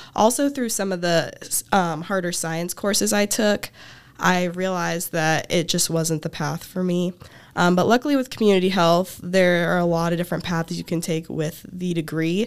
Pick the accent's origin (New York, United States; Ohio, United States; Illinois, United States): Illinois, United States; Tuscola; I'm from Tuscola, Illinois, about thirty minutes south of campus.